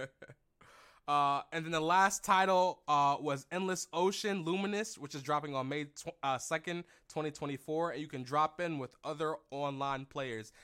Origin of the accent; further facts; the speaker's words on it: Philadelphia, Pennsylvania, United States; Philly, my hometown